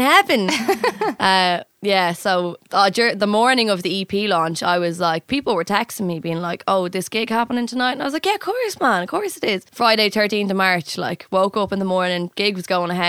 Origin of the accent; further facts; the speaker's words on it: Dublin, Leinster, Ireland; I'm from Dublin.